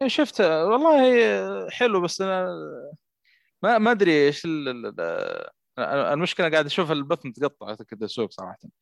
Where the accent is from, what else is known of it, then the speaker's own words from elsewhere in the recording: Saudi Arabia; عندنا في السعوديه